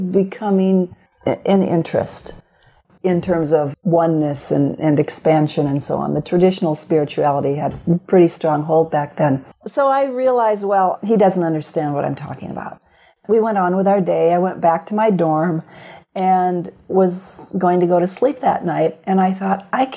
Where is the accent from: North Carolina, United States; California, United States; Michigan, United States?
Michigan, United States; Grand Rapids; now in Fairfield, United States; Born and raised in Grand Rapids, Michigan